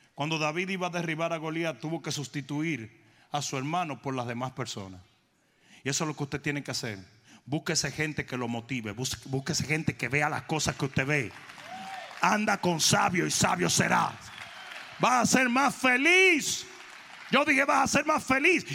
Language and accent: Spanish; Dominican Republic; moved away; also born or lived in South Florida